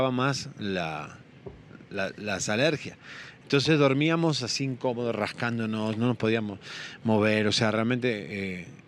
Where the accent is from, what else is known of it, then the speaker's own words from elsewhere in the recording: Argentina; moved away; also born or lived in Miami, United States / Puerto Rico / Los Angeles, United States / Mexico; yo soy un sobreviviente porque digo, inmigré muchas veces de Argentina, Miami, Miami, Puerto Rico, Puerto Rico, Los Ángeles, en México viví varias veces.